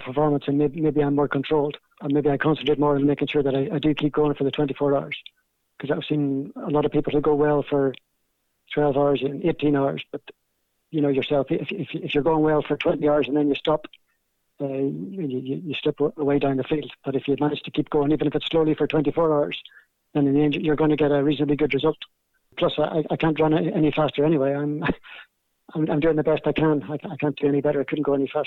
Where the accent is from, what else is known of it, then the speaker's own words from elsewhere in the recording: Belfast, Northern Ireland, United Kingdom; accent: Belfast; my Belfast accent